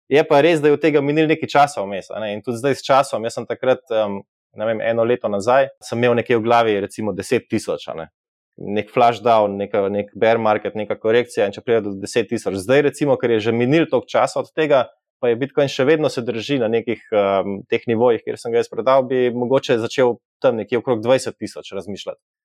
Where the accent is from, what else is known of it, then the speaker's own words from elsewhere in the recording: Slovenia; kot Slovenci